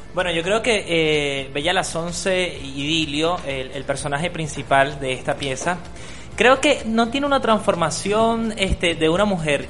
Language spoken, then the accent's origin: Spanish; Mérida, Venezuela; soy de Mérida, mi papá es actor y escultor también, eh, la ciudad de Mérida, la Zulita específicamente